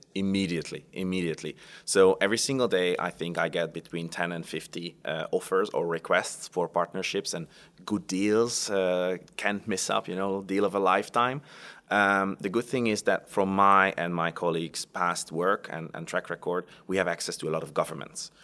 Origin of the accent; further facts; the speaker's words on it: Hungary; moved away; I come from Hungary. I was born on the border between Austria and Hungary, uh, so very close to the Austrian border